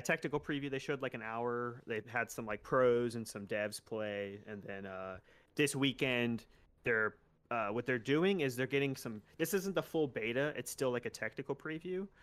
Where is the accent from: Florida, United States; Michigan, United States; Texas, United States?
Florida, United States; West Palm Beach; West Palm Beach, my hometown